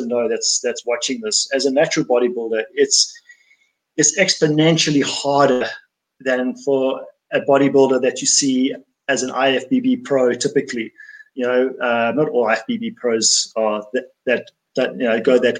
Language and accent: English; South Africa; I'm from South Africa